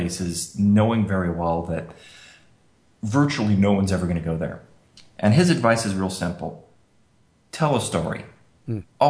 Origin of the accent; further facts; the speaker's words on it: Colorado, United States; moved away; also born or lived in Rochester, New York; growing up in Colorado, I was kind of a 4x4 kind of guy